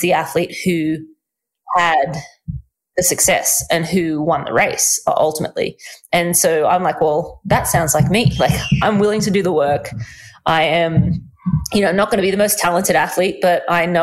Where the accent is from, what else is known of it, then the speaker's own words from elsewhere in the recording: Australia; I am Australian